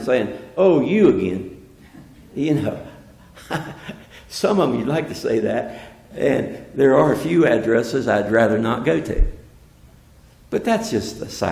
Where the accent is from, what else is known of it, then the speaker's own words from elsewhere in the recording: West Virginia, United States; I'm from West Virginia